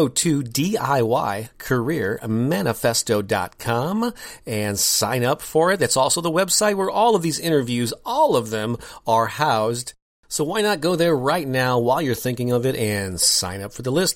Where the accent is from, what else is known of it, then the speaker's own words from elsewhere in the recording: St. Louis, Missouri, United States; I'm born and raised in St. Louis, Missouri, which is where my home office is here